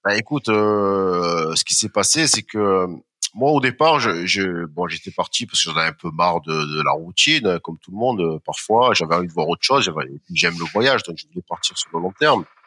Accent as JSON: {"language": "French", "country": "France", "also_born_or_lived": "Marseille / Strasbourg", "said": "en tant que Français, Européen, occidental"}